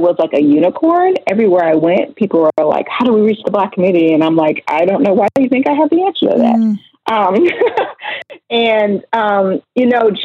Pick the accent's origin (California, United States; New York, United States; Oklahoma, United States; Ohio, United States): Ohio, United States; Oberlin; I was raised in Oberlin, Ohio, and we are very proud of being a part of the Underground Railroad